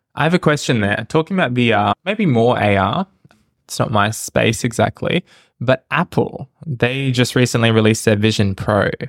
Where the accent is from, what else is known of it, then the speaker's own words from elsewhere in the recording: Australia; I'm Australian, but dark skin color